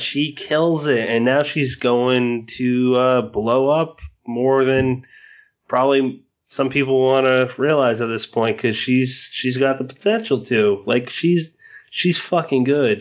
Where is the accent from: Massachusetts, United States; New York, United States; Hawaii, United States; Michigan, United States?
Massachusetts, United States; moved away; lived in Massachusetts